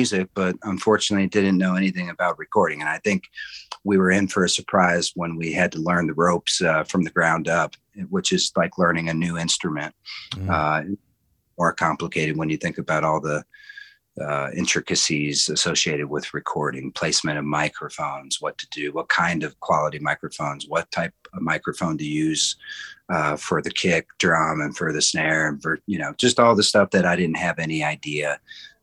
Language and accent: English; Akron, Ohio, United States; now in Provo, United States; I'm originally from Akron, Ohio